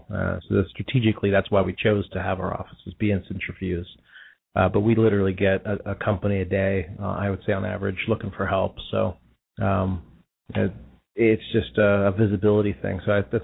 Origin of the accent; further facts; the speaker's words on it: Youngstown, Ohio, United States; I'm from Youngstown